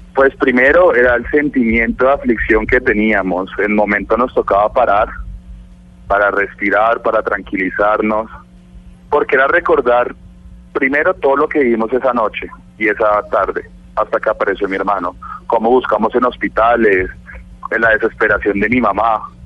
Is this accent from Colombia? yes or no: yes; Bogotá, Colombia; nosotros somos rolos